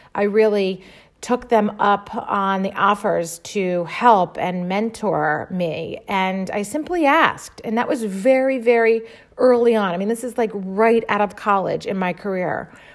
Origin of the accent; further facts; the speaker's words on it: Baltimore, Maryland, United States; I was born and raised in Baltimore, Maryland, which is where I still live with my family.